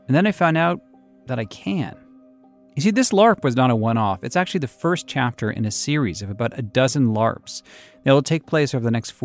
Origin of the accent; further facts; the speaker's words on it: Massachusetts, United States; growing up in Massachusetts